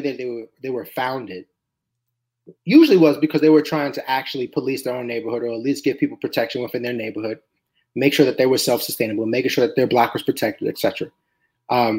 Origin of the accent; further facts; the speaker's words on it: New York City, New York, United States; now in Philadelphia, United States; I'm from New York City